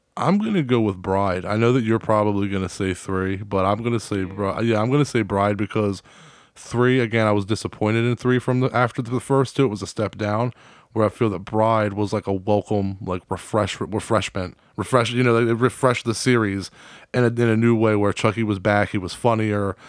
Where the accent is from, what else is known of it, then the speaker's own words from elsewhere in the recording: East Coast, United States; now in Delaware, United States; we're in Delaware, but you know we're from the East Coast